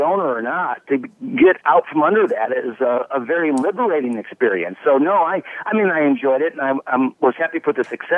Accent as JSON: {"language": "English", "town": "Chicago", "region": "Illinois", "country": "United States", "tie": "born or raised there", "also_born_or_lived": "Dallas / Washington, D.C.", "moved": "as an adult", "said": "born and raised in Chicago"}